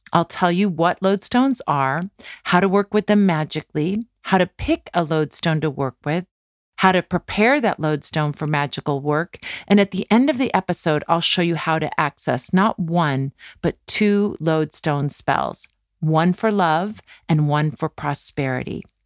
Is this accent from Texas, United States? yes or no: no; California, United States; a kid growing up in California like me